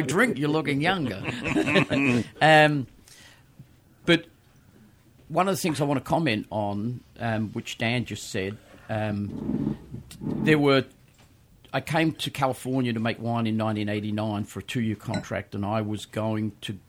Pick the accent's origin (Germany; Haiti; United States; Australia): Australia; moved away as an adult; people will probably tell by my accent. Um, I started my wine career in Australia, where I was born.